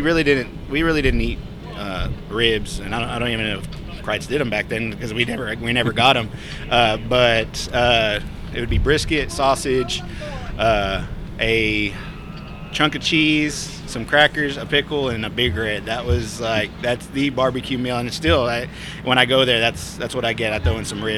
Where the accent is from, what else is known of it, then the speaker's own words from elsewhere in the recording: San Marcos, Texas, United States; now in Whitney, United States; I grew up in San Marcos